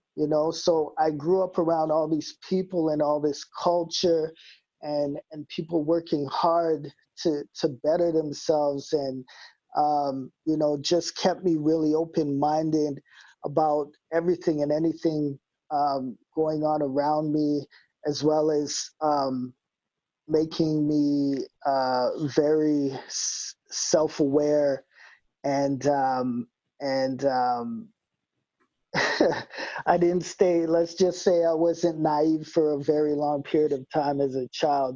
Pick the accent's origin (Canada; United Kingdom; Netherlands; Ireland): Canada; Winnipeg, Manitoba; I don't live in the West End anymore, but I rep it always.